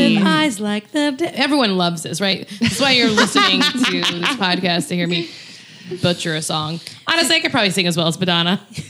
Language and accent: English; Louisiana, United States; now in Los Angeles, United States; Because we're from Louisiana.